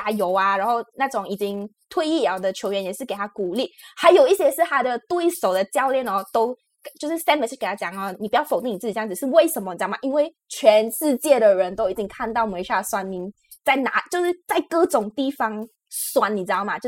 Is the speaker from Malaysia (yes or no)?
yes; Malaysia; now in Taiwan; 因为我们大家都知道我们是马来西亚人，然后来到台湾这件事情嘛